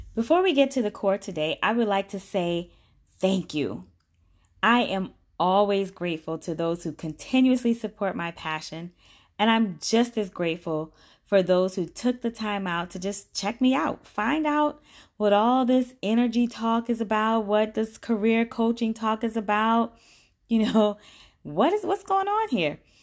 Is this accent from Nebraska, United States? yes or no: no; Orangeburg, South Carolina, United States; I grew up in Orangeburg, South Carolina